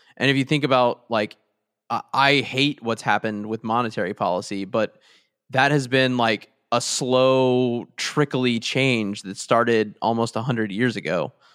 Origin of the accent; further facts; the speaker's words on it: Texas, United States; I'm from Texas